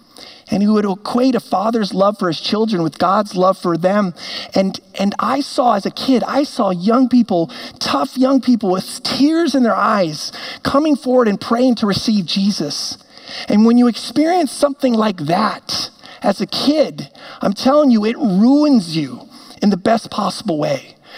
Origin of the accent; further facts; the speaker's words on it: Amsterdam, North Holland, Netherlands; now in Minnetonka, United States; because I was born and raised in Amsterdam. My parents were missionaries there, and they had a real heart to reach the young people of that city who would not walk into a church.